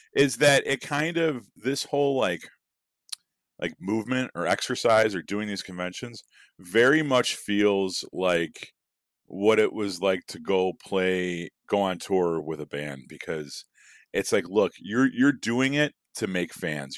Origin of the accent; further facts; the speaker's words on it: Chicago, Illinois, United States; growing up in Chicago